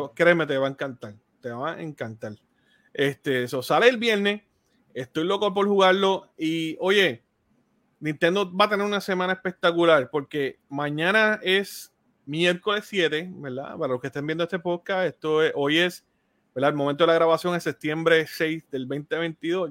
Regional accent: Puerto Rico; los colores de mi tierra.

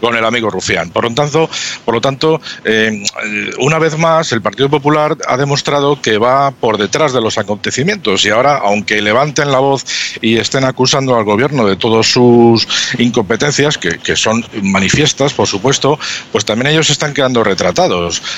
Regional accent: Spain; somos los españoles

